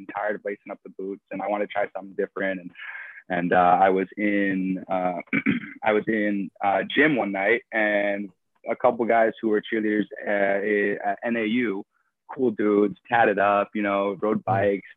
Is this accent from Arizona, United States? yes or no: yes; Flagstaff, Arizona, United States; moved away as an adult; also born or lived in Huntington Beach; now in New York, United States; growing up in Flagstaff and deciding I'm going to move to New York